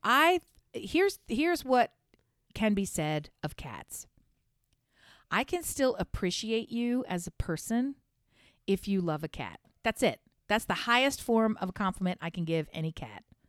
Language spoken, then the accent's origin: English; United States; being an American